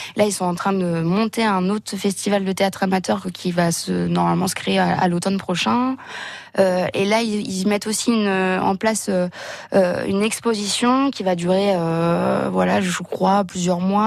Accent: La Gacilly, Brittany, France; now in Sainte-Marie, France; je suis originaire de Lagacilly, mais du coup qui est, qui est vraiment pas loin

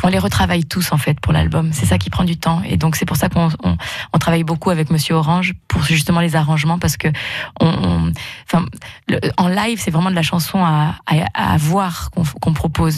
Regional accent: Haute-Loire, Auvergne-Rhône-Alpes, France; moved away; also born or lived in Bourg-en-Bresse; je suis originaire de Haute-Loire et après, j'ai vécu longtemps sur Bourg-en-Bresse

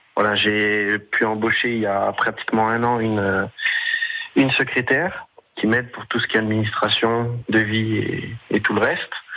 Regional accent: Corsin, Bourgogne-Franche-Comté, France; je suis originaire de Corsin, hein, mais mon entreprise est située à Montbard.

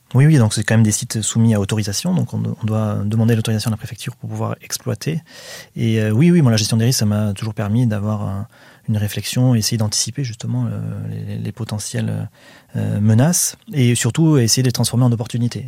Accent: Saint-Jean-d'Illac, Nouvelle-Aquitaine, France; je suis originaire de Saint-Jean-d'Iac

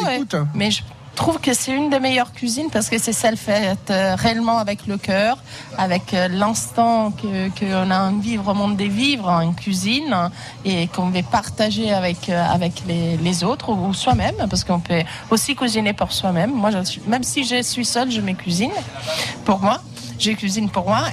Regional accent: Italy; moved away; je suis italienne.

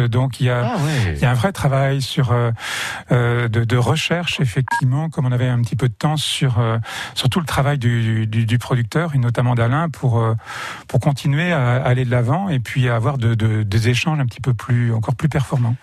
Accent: Château-du-Loir, Pays de la Loire, France; je suis natif de Château du Loir et que mes racines sont ici

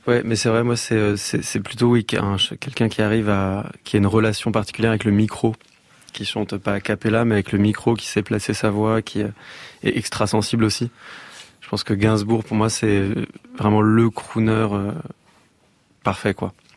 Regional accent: Massy, Île-de-France, France; J'ai grandi euh, à Massy. dans une, dans une ville dans le 91.

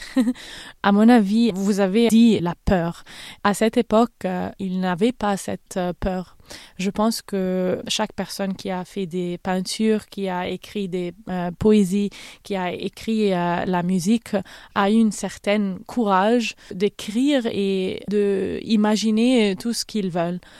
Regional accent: Cairo, Cairo Governorate, Egypt; French is a second language; moved away as an adult; also born or lived in Berlin / Milan; now in London, United Kingdom; Je suis née en Égypte, j'ai grandi au Caire, je parle arabe évidemment, mais j'ai fait mes études à Berlin et à Milan et maintenant je vis à Londres

